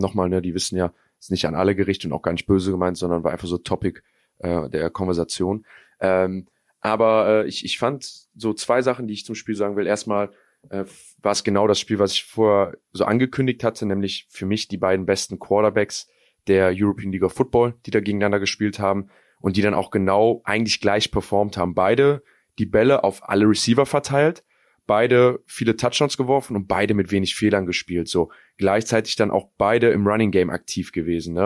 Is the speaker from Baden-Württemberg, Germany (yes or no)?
no; North Rhine-Westphalia, Germany; Wir sind hier in NRW aufgewachsen